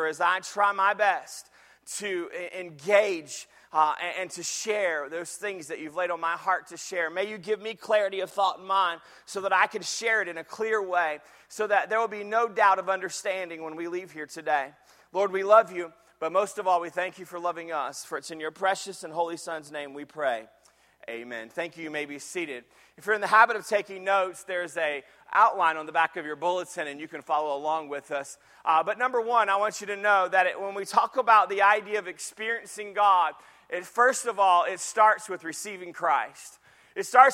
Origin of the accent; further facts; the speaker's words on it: Jacksonville, Florida, United States; I grew up in Jacksonville, Florida.